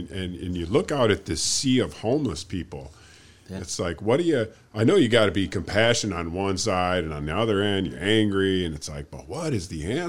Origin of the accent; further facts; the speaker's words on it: Michigan, United States; moved away; growing up in Michigan, there's a lot of woods up in there